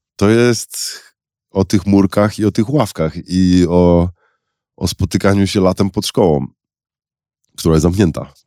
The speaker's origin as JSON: {"language": "Polish", "town": "Szczecin", "region": "West Pomeranian Voivodeship", "country": "Poland", "tie": "born or raised there", "said": "chociaż sama moja rodzina jest trochę z Wilna, trochę z Lwowa, to urodziłem się w Szczecinie"}